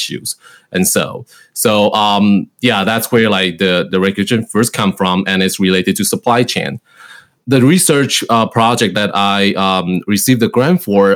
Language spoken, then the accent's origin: English; Taiwan; moved away as an adult; now in Cleveland, United States; I was originally from Taiwan